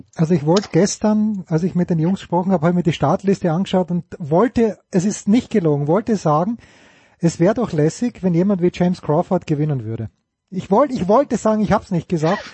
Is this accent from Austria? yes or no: yes; Austria; mich als Österreicher